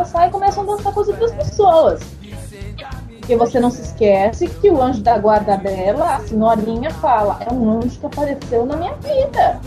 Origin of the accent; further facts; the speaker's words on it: São Paulo, Brazil; sem ofender a minha terra